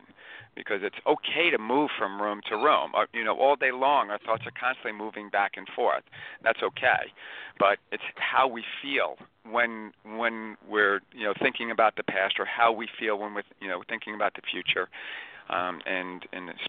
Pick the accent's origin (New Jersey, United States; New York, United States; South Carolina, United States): New York, United States; Long Island; Born and raised on Long Island